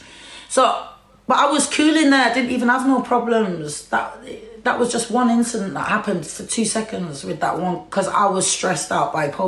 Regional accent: England, United Kingdom; I'm English. This is my country.

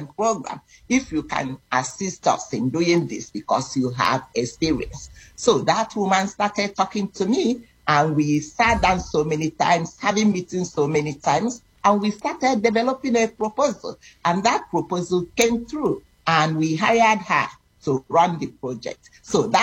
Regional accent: Nigeria; moved away as an adult; now in Toronto, Canada; I am originally from Nigeria, West Africa, but I've been living in Canada for so many years, for 30-something

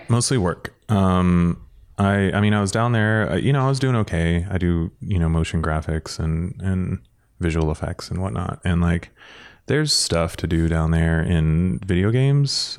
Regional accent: San Diego, California, United States; now in Los Angeles, United States; I am from San Diego. Uh, I was born and raised down there and then moved up to L A when I was thirty-one

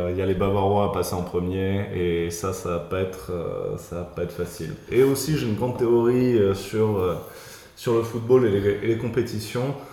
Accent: Marseille, Provence-Alpes-Côte d'Azur, France; Ouais, mais je sais pas si je suis euh, tout à fait représentatif euh, euh, du, du, Ma

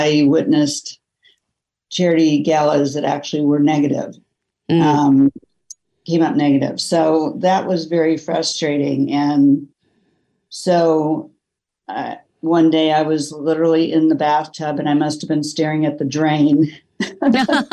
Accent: Kansas City, United States; I grew up in Kansas City with a family that was very focused on giving back.

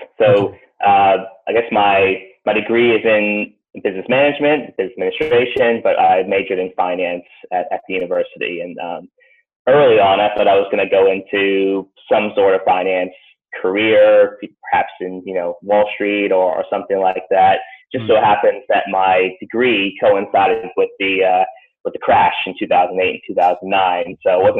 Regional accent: Atlanta, Georgia, United States; also born or lived in Boston / Long Island; I was born in Boston originally. Grew up early years there in just outside New York City on Long Island. When I was about 6 or 7, I moved to Atlanta. So I did my primary, secondary school in Georgia.

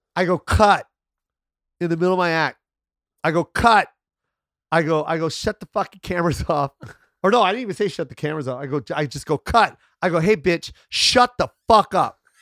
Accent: United States; my mom's Filipino, but I'm American

